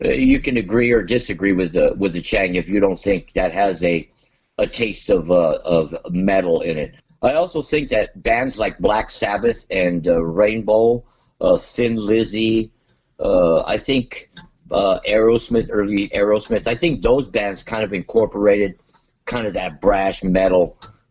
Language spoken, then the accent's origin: English; Montebello, California, United States; I grew up in Montebello